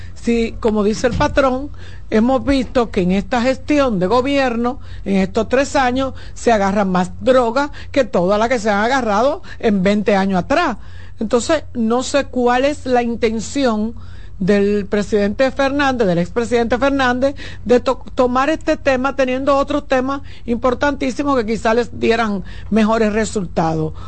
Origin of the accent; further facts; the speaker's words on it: Santo Domingo, Distrito Nacional, Dominican Republic; yo soy del Ensanche Luperón